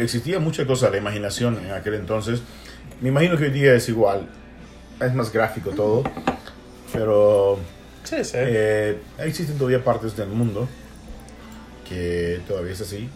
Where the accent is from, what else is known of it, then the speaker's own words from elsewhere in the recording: El Salvador; yo soy salvadoreño